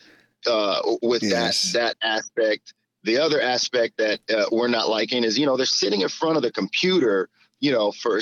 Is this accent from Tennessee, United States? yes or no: no; Flint, Michigan, United States; I'm from Flint, Michigan. We didn't have anything.